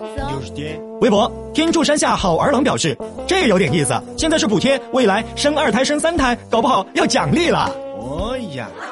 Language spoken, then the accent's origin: Chinese; Chengdu, Sichuan, China; 这就是咱们成都人嘛，四川人的一个过，过年方式